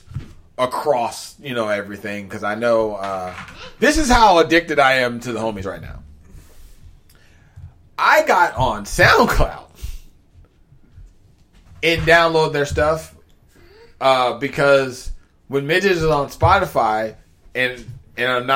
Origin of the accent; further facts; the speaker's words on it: Maryland, United States; I'm from Maryland